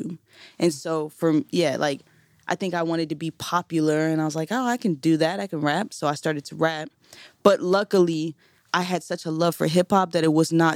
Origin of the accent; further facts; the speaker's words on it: Maryland, United States; also born or lived in Ohio; We're from Ohio. I grew up in Maryland